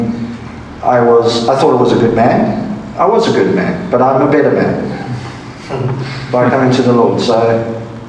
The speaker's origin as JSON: {"language": "English", "country": "South Africa", "said": "I'm from South Africa."}